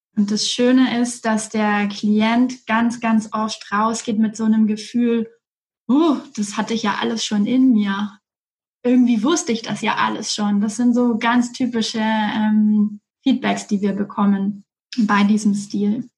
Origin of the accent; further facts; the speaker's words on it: Erlangen, Bavaria, Germany; moved away as an adult; ich komme aus Erlangen